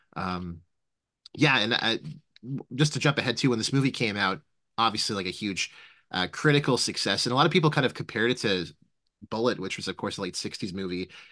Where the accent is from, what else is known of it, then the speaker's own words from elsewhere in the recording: Canada; I as a Canadian